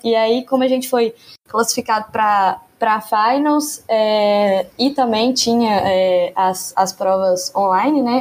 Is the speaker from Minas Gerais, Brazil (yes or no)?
yes; Divinópolis, Minas Gerais, Brazil; moved away as an adult; now in Belo Horizonte, Brazil; eu não sou de Belo Horizonte, eu sou de Divinópolis, que é uma cidade próxima aqui